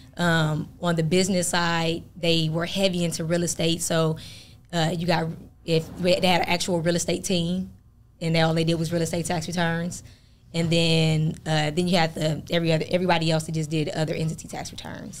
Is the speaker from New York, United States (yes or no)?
no; Flint, Michigan, United States; moved away as an adult; also born or lived in Fort Wayne, Indiana; now in Atlanta, United States; I'm originally from Flint, Michigan, uh, born and raised there